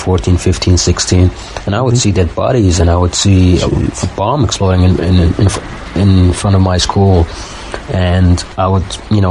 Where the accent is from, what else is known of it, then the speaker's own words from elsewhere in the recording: Baghdad, Baghdad Governorate, Iraq; moved away as an adult; now in Turkey; I'm from Baghdad. I was born and raised there, and I'm half Iraqi, half Palestinian